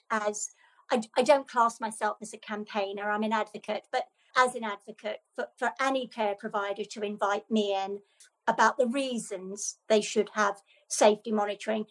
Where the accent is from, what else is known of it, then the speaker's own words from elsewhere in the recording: Ireland; moved away; I'm Irish, Robert, and my family in Ireland